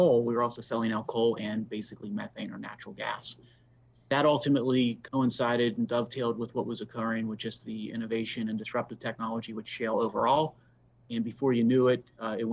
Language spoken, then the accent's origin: English; Pittsburgh, Pennsylvania, United States; I'm a native Pittsburgher, so I grew up in Pittsburgh in western Pennsylvania, lived there all my life